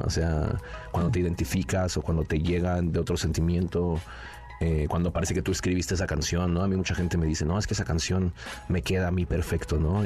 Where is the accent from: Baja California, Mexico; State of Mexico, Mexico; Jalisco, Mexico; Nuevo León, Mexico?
State of Mexico, Mexico; Nezahualcóyotl; nací ahí en Nezahualcóyotl